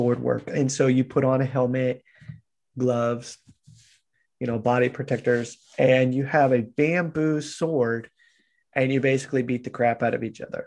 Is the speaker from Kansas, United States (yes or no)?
yes; Kansas, United States; moved away; also born or lived in Japan; I'm this guy from Kansas